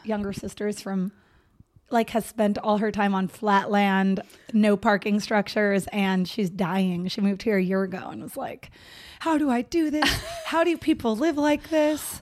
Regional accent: Los Banos, California, United States; moved away as an adult; also born or lived in San Diego; now in Los Angeles, United States; I grew up in middle of nowhere, still California, um, Los Banos

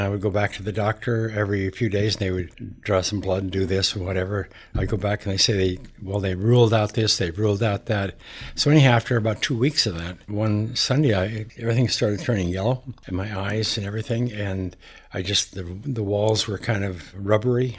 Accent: Montana, United States; I grew up in Montana

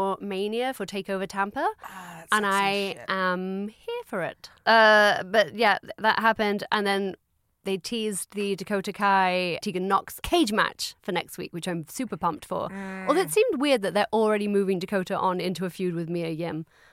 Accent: near Robin Hood country, East Midlands, United Kingdom; I grew up very near Robin Hood country

